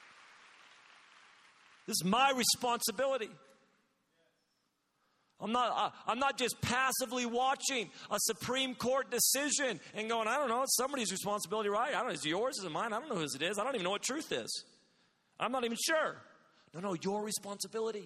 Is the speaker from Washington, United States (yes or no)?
no; Redding, California, United States; my city, my hometown, Reading